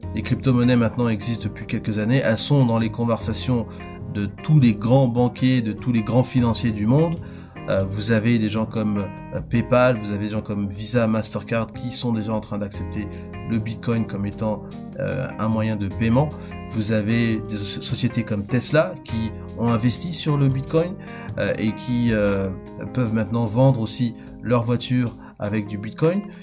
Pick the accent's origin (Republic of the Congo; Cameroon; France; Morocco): Republic of the Congo; En tant que Congolais, nous, on est fiers